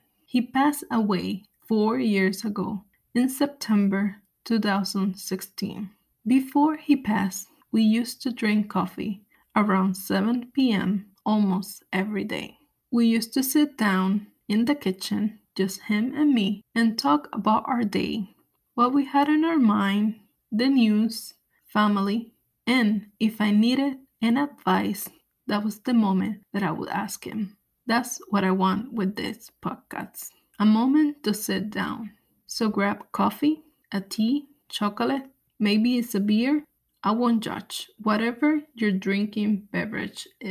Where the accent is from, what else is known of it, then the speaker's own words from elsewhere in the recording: Puerto Rico; moved away as an adult; also born or lived in Los Angeles / Ohio / Alabama / Chicago; now in New York, United States; I was born in New York, but before I turned 1, my parents moved back to Puerto Rico. I grew up on the island.